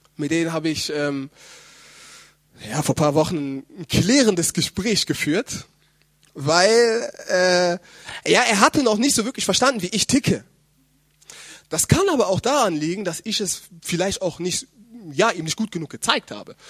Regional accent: Germany; meine leiblichen Eltern, die ja auch in äh, Deutschland wohnen, dort wo ich herkomme

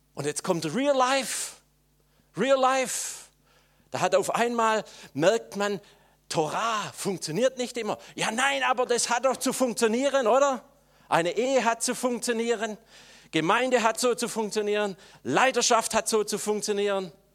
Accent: Swabia, Germany; jetzt muss ich das als Schwabe sagen

